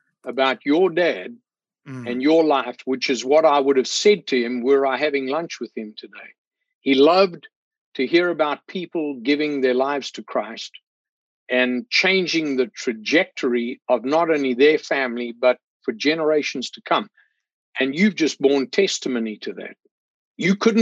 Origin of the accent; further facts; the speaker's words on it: South Africa; moved away as an adult; now in Spartanburg, United States; I grew up in South Africa